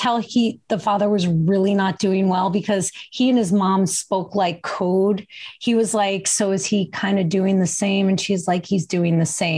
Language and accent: English; New Jersey, United States; He is from my home state